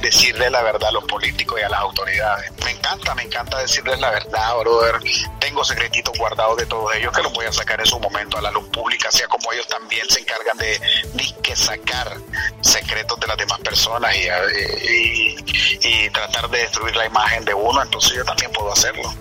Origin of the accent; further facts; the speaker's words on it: Managua, Nicaragua; moved away as an adult; also born or lived in Costa Rica; now in United States; 1979, 21 de mayo, en la ciudad de Managua, Nicaragua